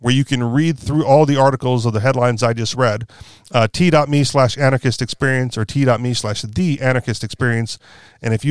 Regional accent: Hawaii, United States; moved away; I grew up in Hawaii

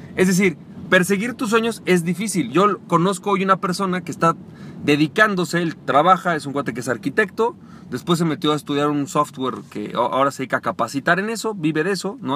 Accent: Mexico; de México que es mi país natal

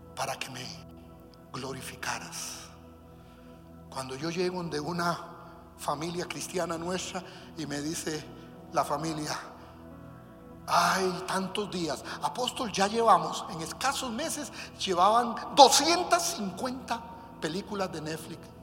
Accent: Costa Rica; De Costa Rica

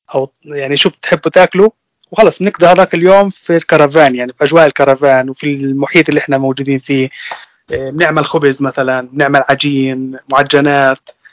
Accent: Nablus, West Bank, Palestine; moved away as an adult; now in Germany; أنا من فلسطين من مدينة نابلس طبعا طول عمري أنا عايش في فلسطين صار لي تقريبا ثلاث سنين مقيم في ألمانيا

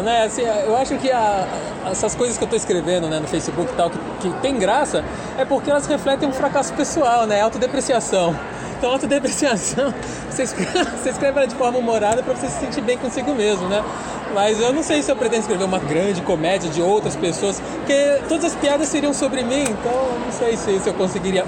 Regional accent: Florianópolis, Santa Catarina, Brazil; eu sou de Florianópolis, e lá 30 anos atrás era uma cidade menor

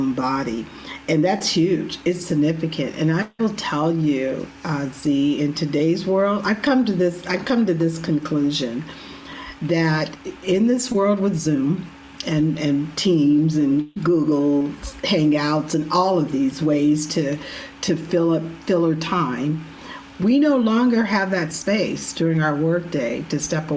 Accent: California, United States; I'm from California too

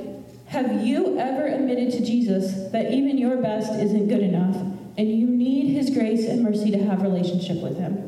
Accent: United States; Being born in the United States

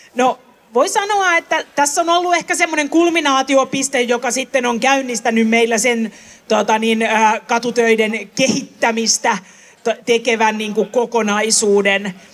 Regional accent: Helsinki, Uusimaa, Finland; mä oon syntyisin Töölöstä itse tuota, niin tuolta Lemminkäisen kujalta

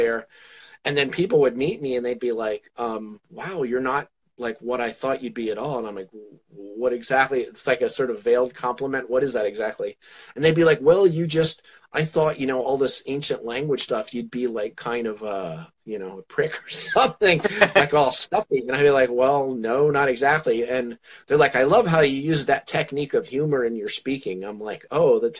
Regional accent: New Jersey, United States; moved away; also born or lived in Pennsylvania; I'm from New Jersey originally

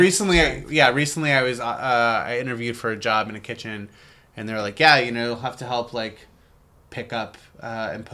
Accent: United States; being an American

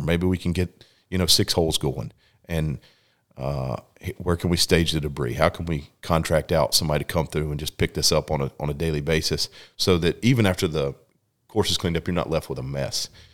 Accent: Lexington, North Carolina, United States; actually grew up in Lexington, North Carolina

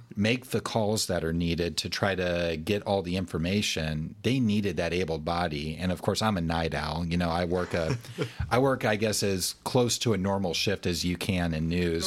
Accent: Alabama, United States; I grew up in Alabama and I'm a big Alabama fan

